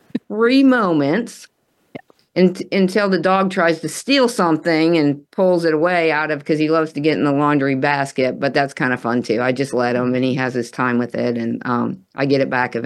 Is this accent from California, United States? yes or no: no; the South, Texas, United States; I'm from the South.